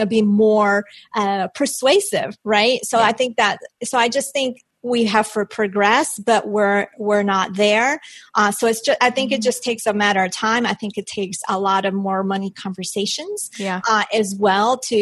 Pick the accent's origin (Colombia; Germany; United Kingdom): Colombia; moved away; I'm from Colombia. So that's like just was ingrained in me, that negotiate you when you buy